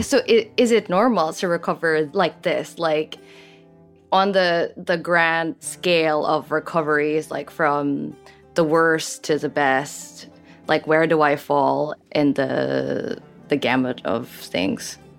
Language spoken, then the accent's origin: English; Philippines; moved away as an adult; I grew up in the Philippines